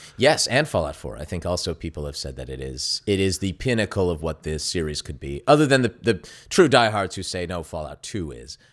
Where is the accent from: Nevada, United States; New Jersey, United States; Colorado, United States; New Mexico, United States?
Nevada, United States; Las Vegas; I grew up in Las Vegas